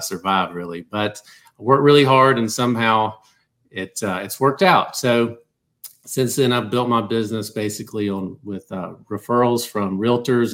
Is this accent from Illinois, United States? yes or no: no; South Georgia, United States; moved away as an adult; now in Atlanta, United States; I'm a Georgia guy. I've always lived in Georgia. I'm from South Georgia